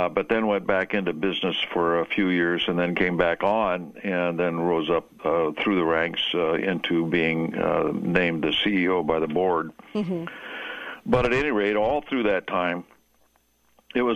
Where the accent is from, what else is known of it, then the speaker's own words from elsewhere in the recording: Seattle, Washington, United States; I was raised in Seattle